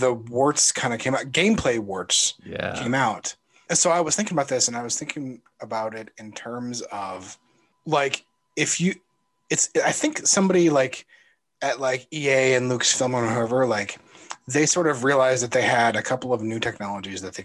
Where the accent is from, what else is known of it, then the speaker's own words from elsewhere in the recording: Iowa, United States; moved away; I grew up in Iowa